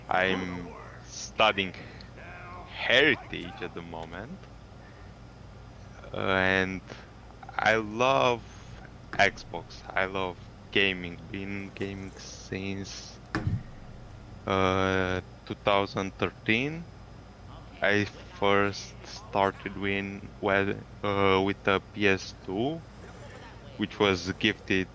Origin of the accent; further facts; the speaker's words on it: Romania; English is a second language; I'm from Romania, Eastern Europe